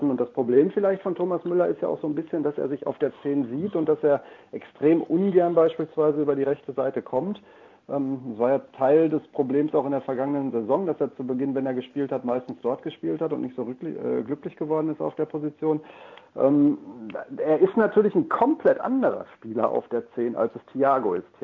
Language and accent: German; Dortmund, North Rhine-Westphalia, Germany; das sage ich auch als Dortmunder, der nicht im Verdacht steht, äh, Vorsitzender des FC Bayern